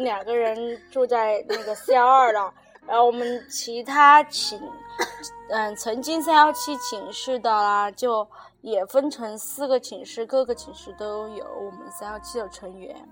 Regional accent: Sichuan, China; accent: Sichuanese; 我们说四川话能听得懂吧？

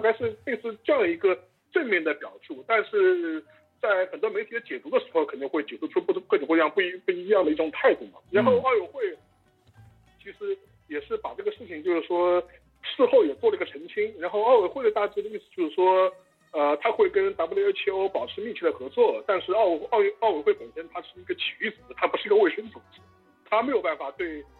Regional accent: Shanghai, China; 我们上海人

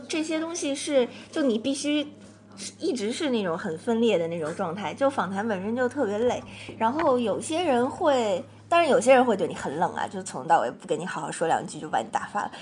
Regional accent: Shanghai, China; moved away as an adult; now in United States; 我是上海人，对。然后我从小就在上海读书的

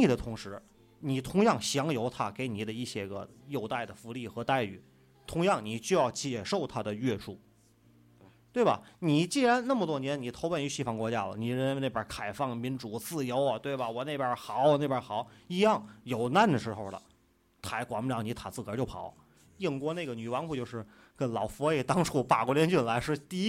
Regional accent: China; 我是土生土长的中国人。

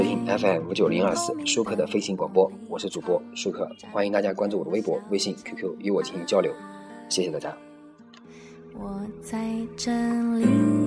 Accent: China; 我们中国人啊，很多人生长在红旗下

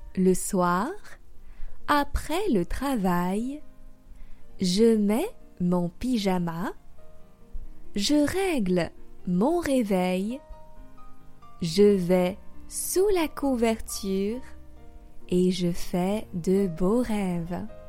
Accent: France; also born or lived in Paris

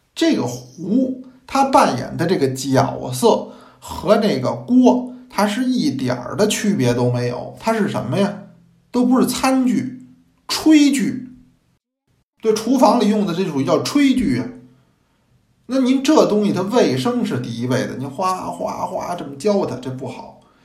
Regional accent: China; 因为我们中国人是爱茶的民族

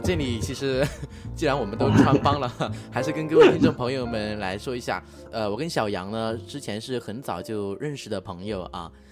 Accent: Sichuan, China; 我老家的话就是四川这边的吧

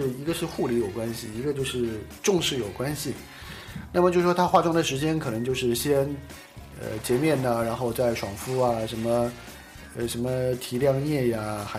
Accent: China; now in South Korea; 的素质比中国人好很多，对，但是他们也会在一个封闭的房间里面跳那个跳一些什么肚皮舞啊这些，但是不像我们中国人在

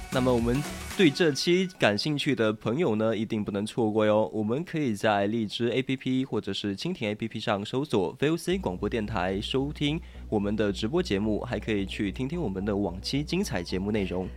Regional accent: southern China, China; also born or lived in Sichuan; 说到雪的话，真的是让我们南方人啊很激动的东西啊。就虽然我们四川这边好像是没有下了

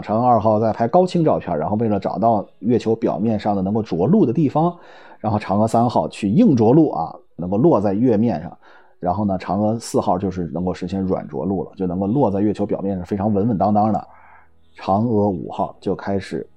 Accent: China; 我们中国人

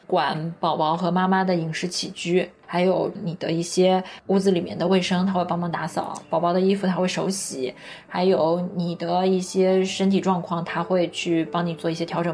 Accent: Nanjing, Jiangsu, China; 在南京我的家乡

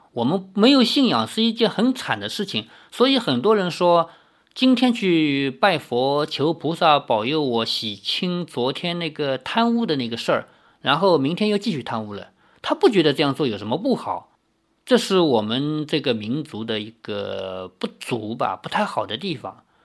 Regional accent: China; 我们中国还有土生土长的道教

